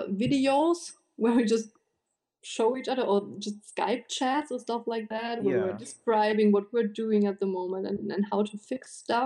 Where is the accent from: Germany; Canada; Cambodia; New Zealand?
Germany; I am from Germany